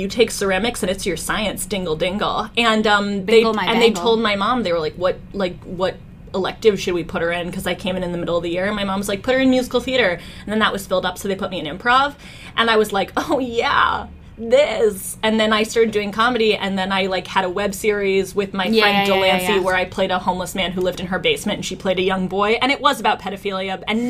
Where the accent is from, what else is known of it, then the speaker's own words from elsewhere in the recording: Las Vegas, Nevada, United States; lived in Vegas. I grew up in Vegas.